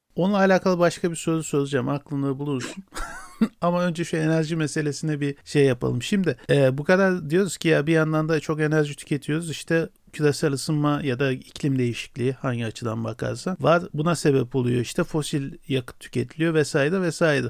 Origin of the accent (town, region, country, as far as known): Turkey